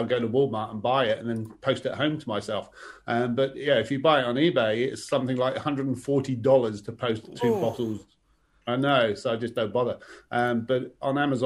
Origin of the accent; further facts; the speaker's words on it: England, United Kingdom; moved away as an adult; also born or lived in Moscow; now in Victoria, Australia; I grew up in England